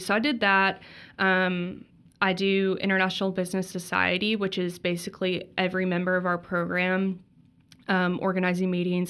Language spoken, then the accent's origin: English; Texas, United States; moved away as an adult; also born or lived in Mississippi; I'm from Texas